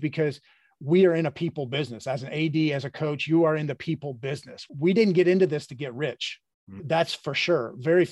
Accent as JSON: {"language": "English", "region": "Midwest", "country": "United States", "tie": "born or raised there", "said": "I grew up in the Midwest"}